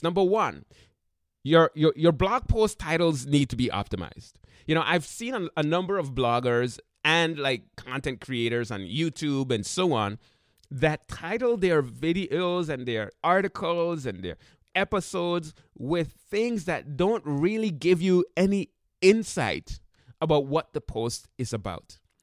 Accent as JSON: {"language": "English", "country": "Sint Maarten", "tie": "born or raised there", "moved": "yes", "said": "I went to high school in Saint Martin, and in the high school that I went to in Saint Martin, we had to take languages."}